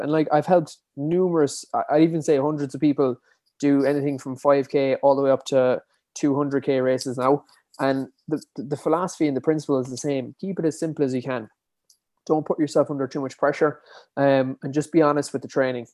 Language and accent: English; Dingle, Munster, Ireland; I'm from, born and bred in Dingle, uh, County Kerry